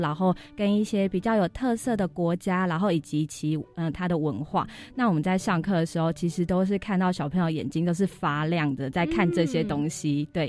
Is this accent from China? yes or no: no; Chiayi, Taiwan; 因为我本身我是嘉义人，然后住在平原，